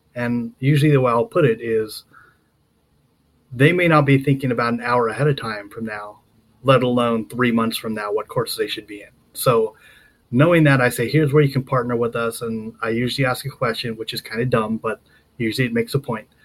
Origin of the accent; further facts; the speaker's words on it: Southern California, United States; moved away; also born or lived in Colorado / Nevada / Maryland; I grew up down there